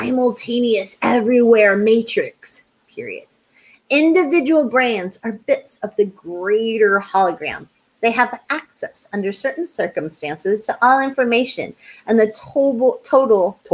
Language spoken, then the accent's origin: English; New Hampshire, United States; I grew up in New Hampshire